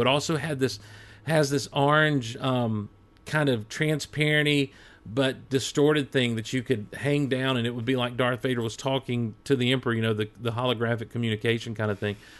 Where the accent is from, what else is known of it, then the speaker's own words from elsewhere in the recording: Hazlehurst, Georgia, United States; also born or lived in Athens, Georgia; our family had moved just a few months earlier from where I was born in Athens, Georgia, down to where we're, where we were at then and, and where I'm at now in Hazelhurst, Georgia